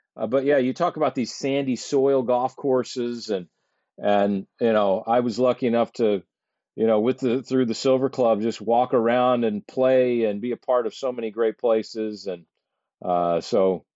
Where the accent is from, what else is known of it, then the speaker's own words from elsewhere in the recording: Fort Lauderdale, Florida, United States; I grew up in the near Fort Lauderdale